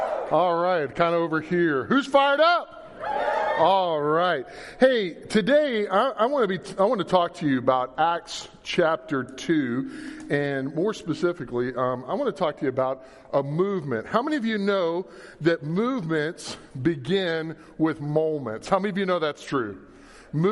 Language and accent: English; Louisiana, United States; now in Kansas, United States; I'm from Louisiana originally